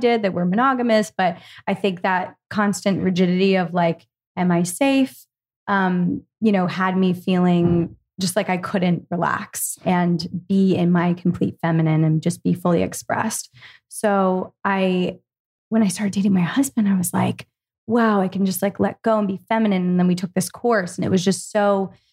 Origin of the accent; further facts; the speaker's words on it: Philadelphia, Pennsylvania, United States; I grew up in Philadelphia.